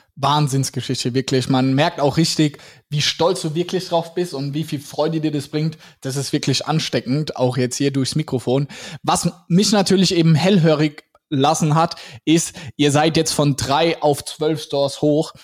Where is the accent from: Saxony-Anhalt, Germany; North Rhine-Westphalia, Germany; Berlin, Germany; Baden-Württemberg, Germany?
Baden-Württemberg, Germany; Mannheim; Wir kommen ja aus Mannheim